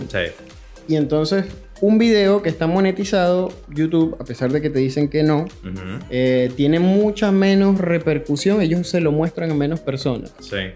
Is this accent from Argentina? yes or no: no; Guarenas, Miranda, Venezuela; also born or lived in Oriente; Mira, yo soy de Guarenas. Nací en Guarenas